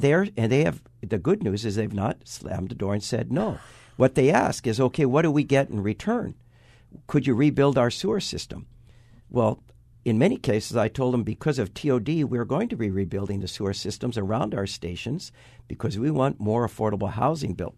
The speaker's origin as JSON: {"language": "English", "town": "Waipahu", "region": "Hawaii", "country": "United States", "tie": "born or raised there", "said": "when I was born in Waipahu, four hundred fifty thousand people lived on this island"}